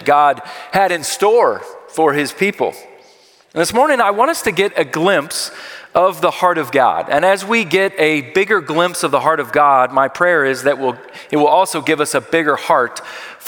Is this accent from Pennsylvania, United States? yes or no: yes; Philadelphia, Pennsylvania, United States; I am from Philadelphia